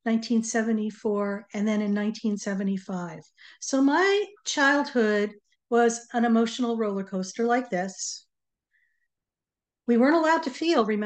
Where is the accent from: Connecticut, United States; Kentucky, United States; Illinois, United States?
Connecticut, United States; we grew up in Connecticut